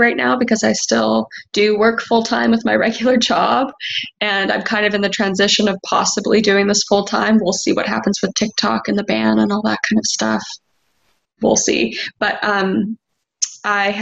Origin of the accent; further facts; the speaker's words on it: Canada; I'm from Canada